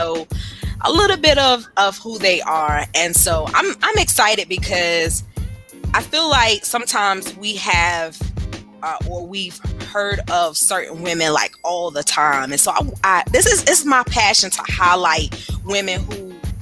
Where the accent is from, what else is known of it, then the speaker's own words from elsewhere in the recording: Windsor, North Carolina, United States; Windsor, North Carolina is my hometown